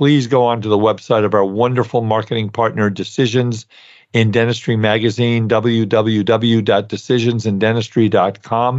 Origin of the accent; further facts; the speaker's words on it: New York City, New York, United States; I grew up in Brooklyn